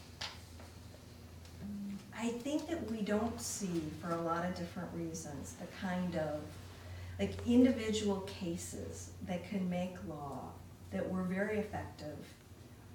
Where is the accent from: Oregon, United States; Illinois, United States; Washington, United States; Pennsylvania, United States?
Illinois, United States; Waukegan; moved away; my hometown